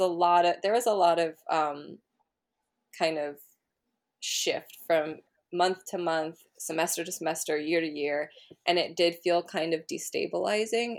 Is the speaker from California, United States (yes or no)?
yes; Berkeley, California, United States; growing up in Berkeley